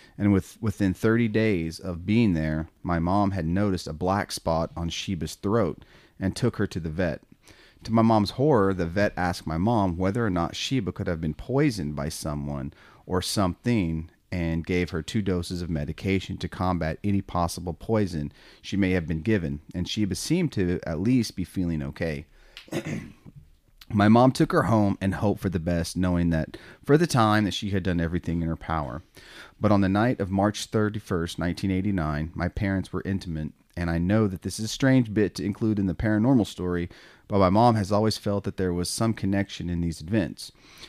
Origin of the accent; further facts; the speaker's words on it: Ohio, United States; born there; it happened exactly 9 months to the day before I was born in Ohio, where my parents were living.